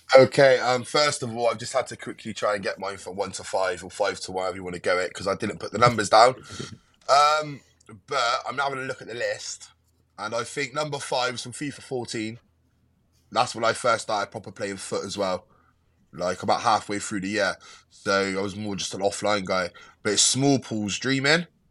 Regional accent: Westbury, South West England, United Kingdom; born or raised there

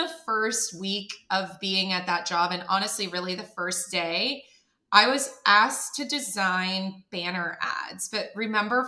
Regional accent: Canada; moved away as an adult; now in United States; I'm from Canada

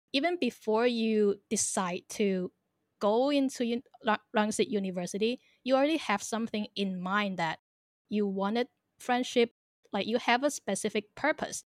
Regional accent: Thailand; also born or lived in China / Hong Kong / Northern Ireland; I am a Chinese born but raised in Thailand

